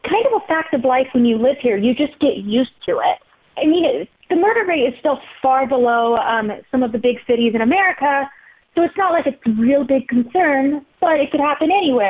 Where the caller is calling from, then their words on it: Jerusalem, Jerusalem District, Israel; I'm joining you from Jerusalem right now.